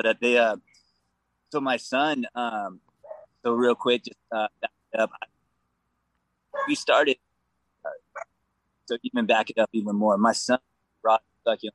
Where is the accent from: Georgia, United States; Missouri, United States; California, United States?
California, United States; Vista; also born or lived in Oceanside, California; I honestly grew up in Vista. I went to Vista High, you know, Oceanside, all that stuff.